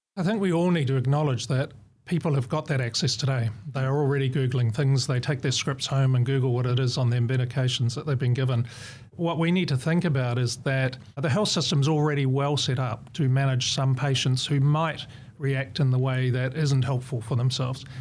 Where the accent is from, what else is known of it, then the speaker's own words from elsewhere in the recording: New Zealand; moved away as an adult; now in Australia; I'm a Kiwi.